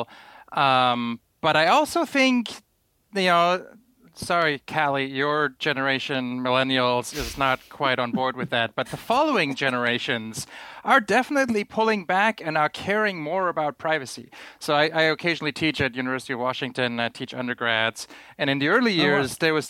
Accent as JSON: {"language": "English", "country": "Germany", "tie": "born or raised there", "said": "growing up in Germany in like 1993"}